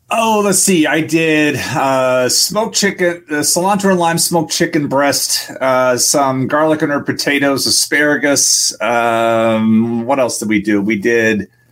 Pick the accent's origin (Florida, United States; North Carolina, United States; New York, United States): Florida, United States; Kissimmee; also born or lived in Washington, D.C. area; I, grew up in Florida and Kissimmee as it was developing